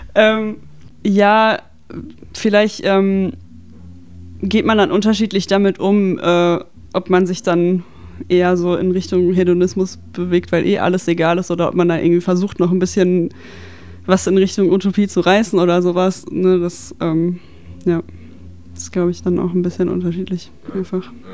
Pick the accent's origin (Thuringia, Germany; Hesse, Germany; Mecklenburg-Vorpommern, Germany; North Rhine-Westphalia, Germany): North Rhine-Westphalia, Germany; Dortmund; ich komme aus Dortmund und ich bin so im Umkreis Dortmund-Schwerte sozialisiert.